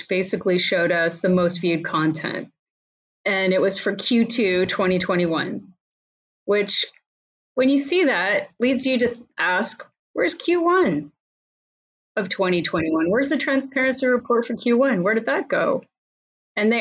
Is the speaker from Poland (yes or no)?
no; Canada; now in United States; as a Canadian living in the US